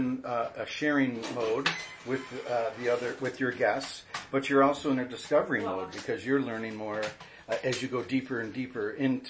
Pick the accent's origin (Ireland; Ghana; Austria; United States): United States; Minnesota; now in San Francisco, United States; You know, it was easy for me. I came from Minnesota.